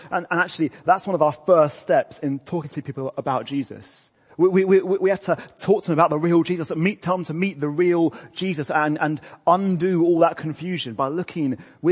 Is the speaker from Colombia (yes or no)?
no; England, United Kingdom; I'm English